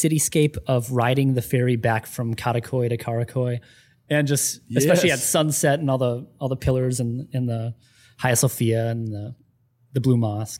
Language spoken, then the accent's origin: English; Angeles, Central Luzon, Philippines; born there; Oh, I was born in the Philippines.